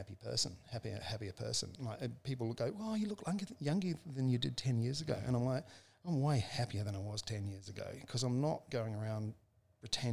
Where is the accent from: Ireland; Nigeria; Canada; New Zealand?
New Zealand; I was born in 1965 in New Zealand on a farm